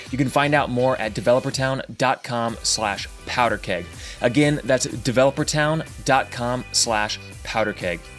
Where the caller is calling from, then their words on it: Nashville, Tennessee, United States; I'm calling in from scenic Nashville, Tennessee, Matt.